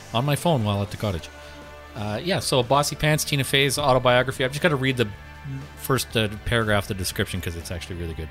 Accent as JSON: {"language": "English", "country": "Canada"}